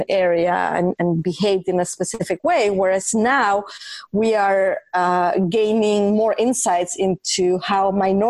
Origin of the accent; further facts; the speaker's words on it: Mexico City, Mexico; moved away; when I was growing up in Mexico City, I was a very curious and inquisitive child